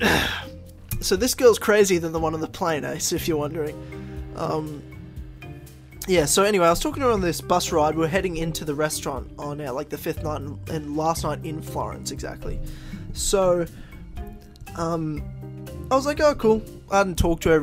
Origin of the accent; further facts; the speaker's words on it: Queensland, Australia; from my home state